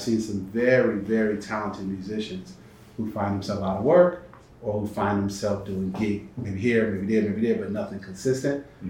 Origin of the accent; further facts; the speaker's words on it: Bridgeport, Connecticut, United States; moved away as an adult; also born or lived in Norfolk, Virginia / Atlanta, Georgia; Bridgeport, Connecticut, where I grew up right outside of New York